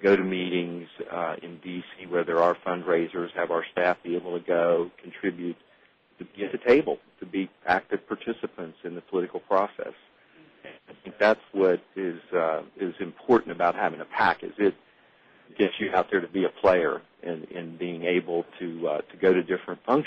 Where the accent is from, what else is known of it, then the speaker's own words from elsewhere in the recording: West Virginia, United States; I'm from West Virginia